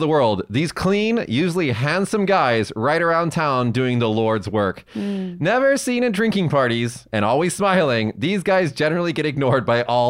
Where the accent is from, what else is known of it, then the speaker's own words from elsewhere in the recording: Las Vegas, Nevada, United States; now in Japan; We actually have a giant Mormon temple in my hometown of Las Vegas